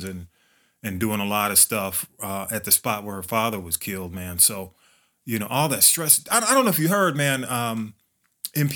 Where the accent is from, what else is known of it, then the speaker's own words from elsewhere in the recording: Atlanta, Georgia, United States; we all kind of grew up in that community, man. Graduated from elementary school together